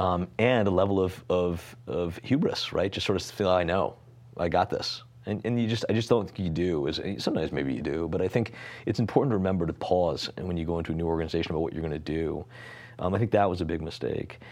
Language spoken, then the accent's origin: English; Greenwich, Connecticut, United States; I grew up in Connecticut